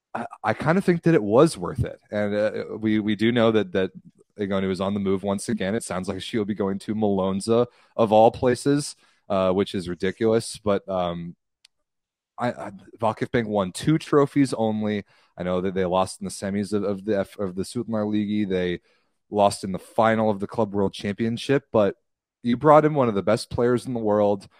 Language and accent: English; United States; I'm American